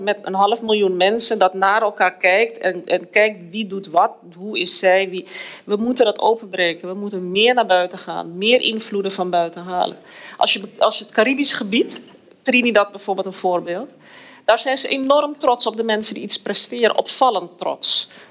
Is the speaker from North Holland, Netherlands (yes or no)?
yes; Amsterdam, North Holland, Netherlands; moved away as an adult; now in Suriname; ik ben in Amsterdam geboren. Ik, ik woon nu al bijna 25 jaar in Suriname